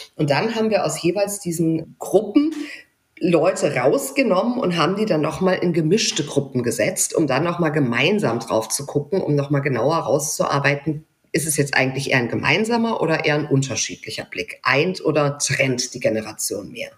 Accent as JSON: {"language": "German", "area": "near Mainz", "region": "Rhineland-Palatinate", "country": "Germany", "tie": "born or raised there", "said": "ich bin ja westdeutsch sozialisiert in der mhm. Nähe von Mainz aufgewachsen"}